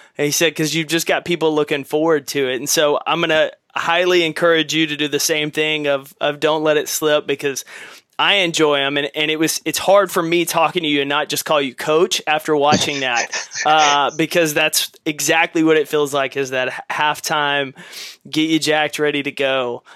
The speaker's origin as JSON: {"language": "English", "region": "East Texas", "country": "United States", "tie": "born or raised there", "said": "we grew up in East Texas."}